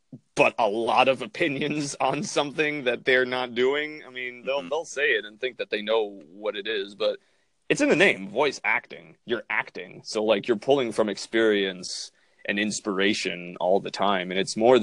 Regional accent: Toronto, Ontario, Canada; I'm from Toronto

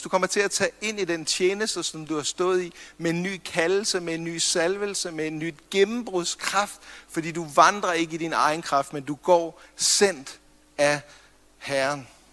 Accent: Copenhagen, Capital Region of Denmark, Denmark; nu er jeg fra København

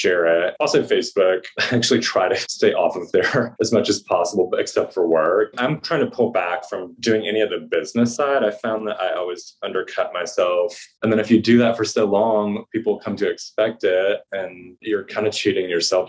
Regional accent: the South, United States; also born or lived in Saginaw, Michigan, United States; now in New England, United States; the hard part about growing up in the South is you learn to constantly be pleasing people. And now that I'm in New England

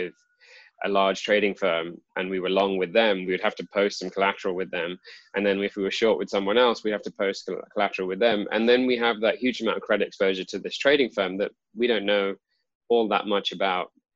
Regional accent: United Kingdom; also born or lived in London; I grew up in the UK

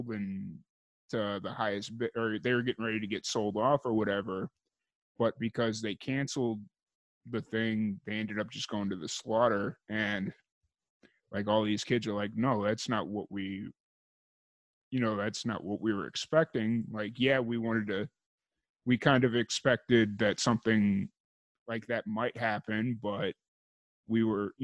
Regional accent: Chicago, Illinois, United States; moved away as an adult; growing up in Chicago

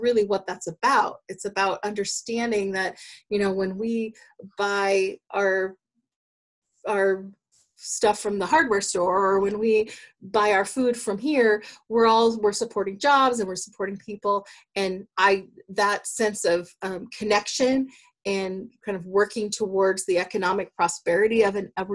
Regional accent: Douglas County, Oregon, United States; moved away as an adult; now in Springfield, United States; I grew up in Douglas County and I've been part, you know, grew up as part of a logging family.

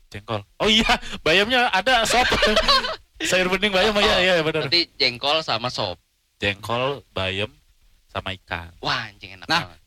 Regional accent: Betawi, Jakarta, Indonesia; Kita orang Betawi

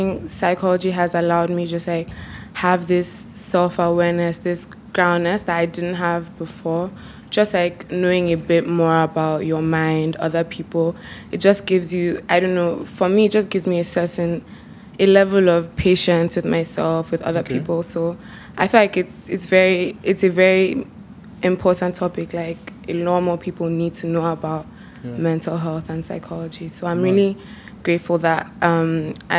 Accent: Rivers State, Nigeria; also born or lived in Abuja, Nigeria / Toronto, Canada; Like home is Abuja, but I'm from River State, so my dad is from Port Harcourt and my mom is from Calabar

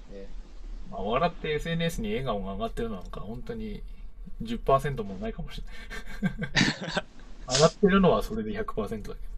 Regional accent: Akita, Japan; 地元の秋田

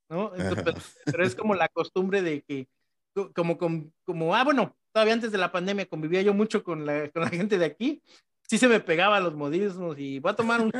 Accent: Mexico City, Mexico; accent: chilango; se me sale así como que mi acento chilango, pero diciendo cosas de acá.

